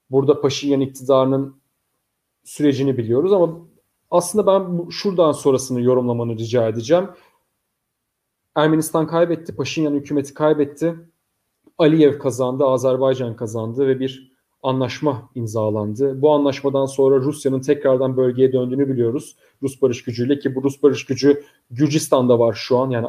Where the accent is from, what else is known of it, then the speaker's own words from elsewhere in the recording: Bishkek, Kyrgyzstan; Bişkek'te doğumluyum çünkü. Yani evet. Bişkek'te doğdum ben de.